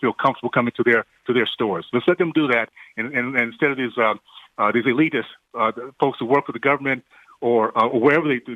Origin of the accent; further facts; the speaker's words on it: Deep South, United States; growing up in the Deep South in the 60s